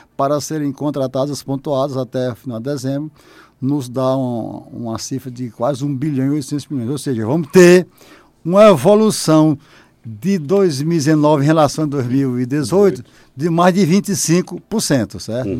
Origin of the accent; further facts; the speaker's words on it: Oeiras, Piauí, Brazil; moved away; enquanto piauiense, que estou retornando